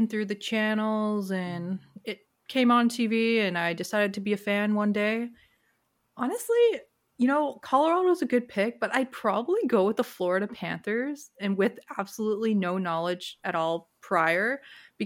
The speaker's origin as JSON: {"language": "English", "town": "Toronto", "region": "Ontario", "country": "Canada", "tie": "born or raised there", "said": "being from Toronto"}